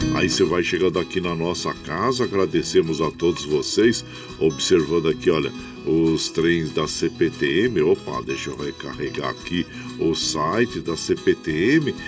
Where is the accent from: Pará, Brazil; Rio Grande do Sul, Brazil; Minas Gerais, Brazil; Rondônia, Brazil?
Minas Gerais, Brazil; now in São Paulo, Brazil; Sou de Minas